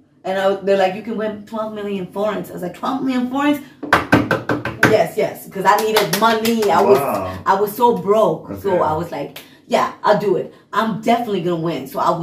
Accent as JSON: {"language": "English", "country": "Hungary", "accent": "Hungarian", "second_language": "English", "moved": "yes", "said": "Hungary. And then, but I was so shy, and I was so, like, my Hungarian, I was so embarrassed coming here with my accent, and I was just like, I barely spoke."}